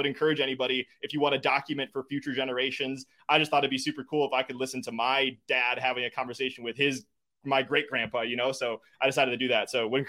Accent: Wisconsin, United States; I am. Yeah. My parents live 10 minutes away from where we're at right now. My in-laws are 15 minutes away.

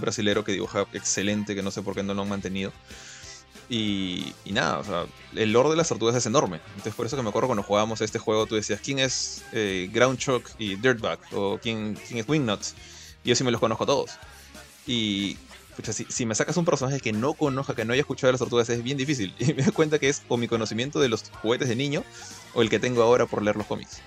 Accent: Peru; acá Perú las cosas llegan tarde

